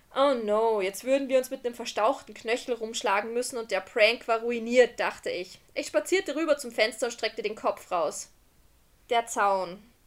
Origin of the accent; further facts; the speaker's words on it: Austria; Wir sind aus Österreich